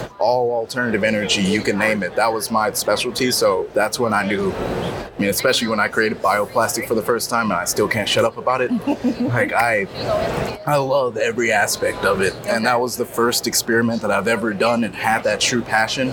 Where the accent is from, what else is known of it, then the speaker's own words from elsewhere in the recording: Detroit, Michigan, United States; I'm from Detroit, Michigan